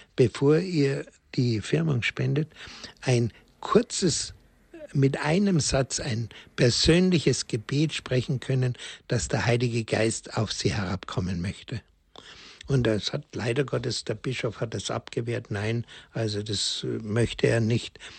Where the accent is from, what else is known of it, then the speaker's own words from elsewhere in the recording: Germany; also born or lived in Königsdorf; bei uns in Deutschland